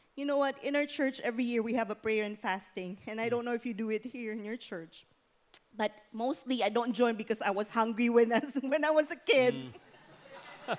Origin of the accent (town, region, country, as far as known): Philippines; born or raised there; moved away